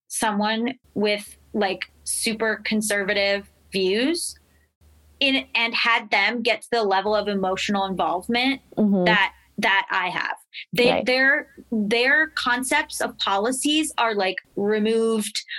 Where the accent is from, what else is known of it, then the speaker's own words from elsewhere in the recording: Florida, United States; I'm from Florida. Like, I'm from the South